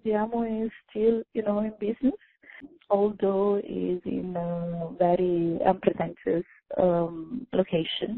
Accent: Italy; moved away; born and raised in Italy

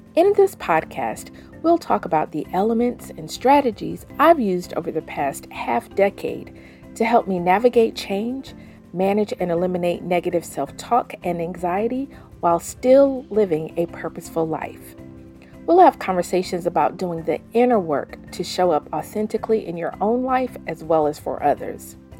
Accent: the South, United States; moved away as an adult; also born or lived in Denver, Colorado; I'm a forty-plus-year-old woman raised in the South, currently splitting my time between the Mile High City and my hometown.

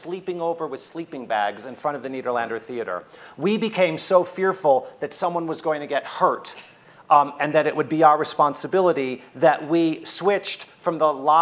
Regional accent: Oak Park, Michigan, United States; I'm a kid from Oak Park, Michigan

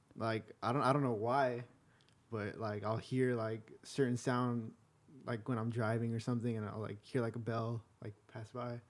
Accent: Pomona, California, United States; also born or lived in La Puente, California; I grew up in Pomona and here in La Puente

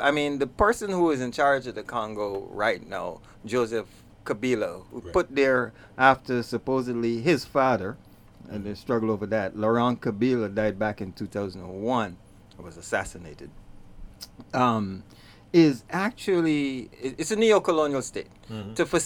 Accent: Guyana; moved away; also born or lived in New York; I hail from Guyana

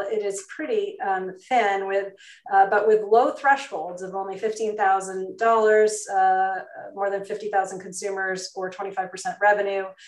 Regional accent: New York, United States; my home state of um, new york

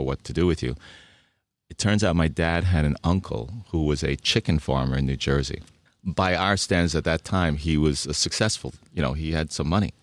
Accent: Budapest, Hungary; now in United States; I was born in Budapest, Hungary

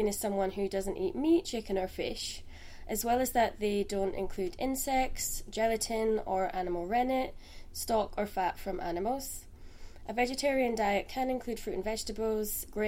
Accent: Scotland, United Kingdom; I'm from Scotland and studied in Aberdeen.

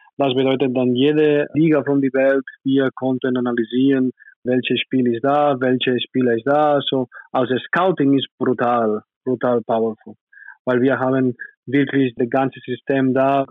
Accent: Spain; German is a second language; moved away as an adult; now in Nürtingen, Germany; Kanoyas ist meine Heimat

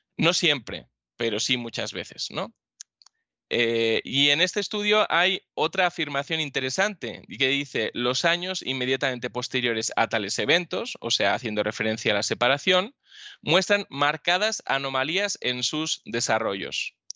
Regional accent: Spain

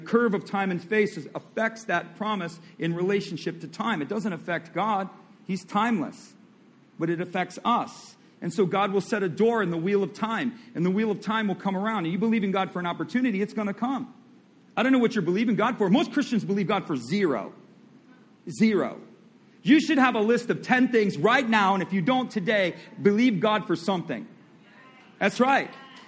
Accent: Midwest, United States; I come from the Midwest. I know what goes on.

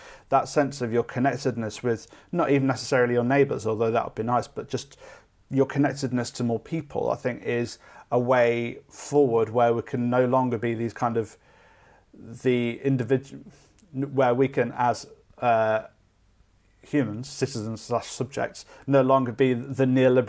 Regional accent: Derby, East Midlands, United Kingdom; I'm from Derby. And when I was growing up, going into town was a thing that you did

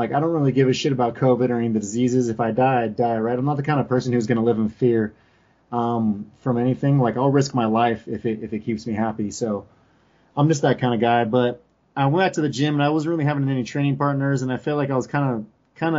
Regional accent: California, United States; moved away as an adult; now in Colorado, United States; I'm from California. Like, I'm born and raised in California

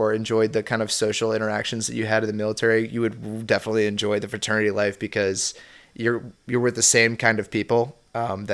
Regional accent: Richmond, Virginia, United States; also born or lived in Norfolk, Virginia; I was born and raised in Richmond

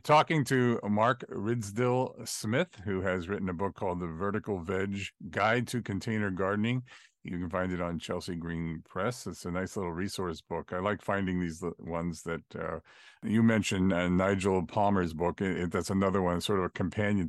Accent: Ireland; I'm an Irishman

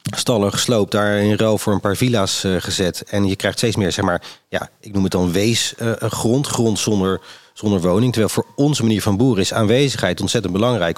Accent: Rotterdam, South Holland, Netherlands; ik kom natuurlijk uit Rotterdam

